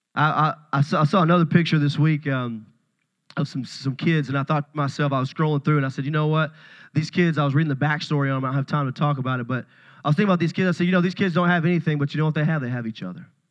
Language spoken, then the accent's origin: English; Puryear, Tennessee, United States; I'm a country boy. I, I grew up in Puryear, Tennessee